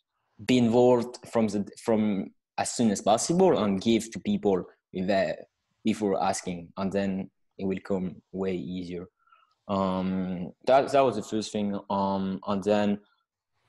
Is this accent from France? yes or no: yes; France; accent: French; English is a second language; I'm hailing from France with my accent.